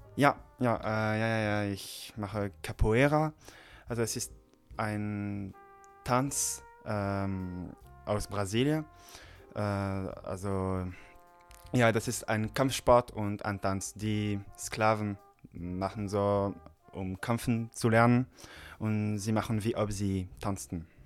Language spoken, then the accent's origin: German; Paris, Île-de-France, France; German is a second language; ich komme aus Frankreich, aus Paris